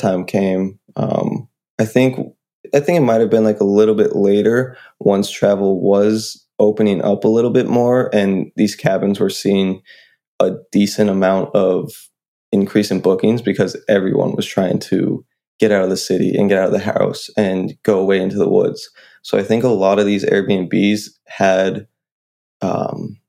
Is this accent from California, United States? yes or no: no; New Hampshire, United States; I'm from New Hampshire